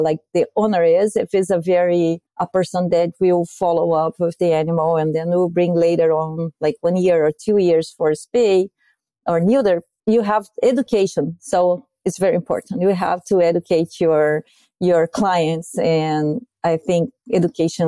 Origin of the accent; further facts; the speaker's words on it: Brazil; moved away as an adult; now in United States; I'm from Brazil